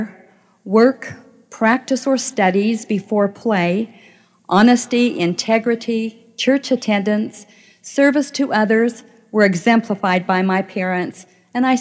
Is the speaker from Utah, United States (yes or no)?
yes; Clearfield, Utah, United States; I grew up in the small town of Clearfield, Utah